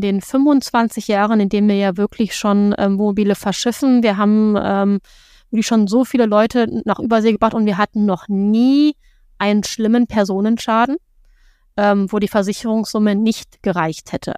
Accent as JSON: {"language": "German", "country": "Germany", "said": "bei uns in Deutschland"}